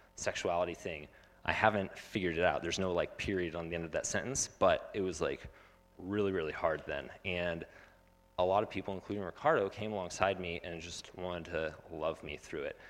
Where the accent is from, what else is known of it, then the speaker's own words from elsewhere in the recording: Phoenix, Arizona, United States; I grew up in Phoenix, and I had no idea that there were refugees living next to me